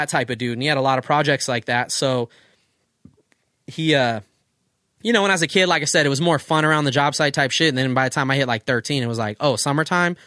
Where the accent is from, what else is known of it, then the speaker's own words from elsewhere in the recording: Oceanside, California, United States; where we grew up in Oceanside